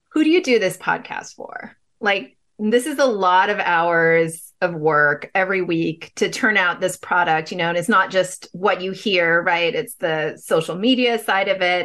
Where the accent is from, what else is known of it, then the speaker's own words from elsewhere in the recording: Pasadena, California, United States; now in Bay Area, United States; growing up, right, in Pasadena